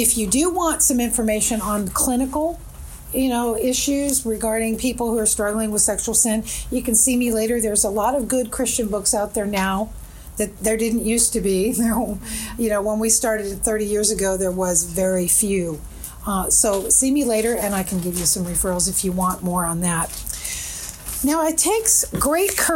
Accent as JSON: {"language": "English", "region": "California", "country": "United States", "tie": "born or raised there", "also_born_or_lived": "Toronto, Canada", "said": "grew up in California. I've been there since I was 4 years old"}